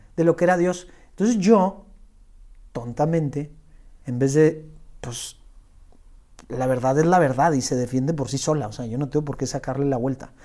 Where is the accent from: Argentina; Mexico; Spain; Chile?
Mexico; Monterrey, Nuevo León; also born or lived in Los Angeles; soy aquí regio, tengo 36 años y soy músico